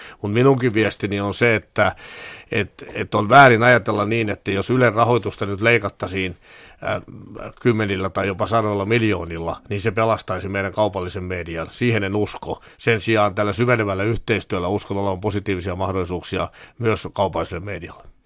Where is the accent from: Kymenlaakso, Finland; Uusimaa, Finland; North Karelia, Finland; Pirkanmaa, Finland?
Pirkanmaa, Finland; mä tulen itse Pirkanmaalta